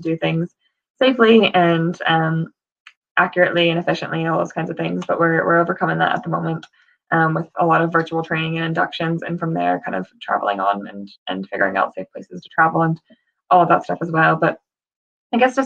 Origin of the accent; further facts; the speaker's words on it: United States; moved away as an adult; now in United Kingdom; if you can tell from my accent, I'm from the States originally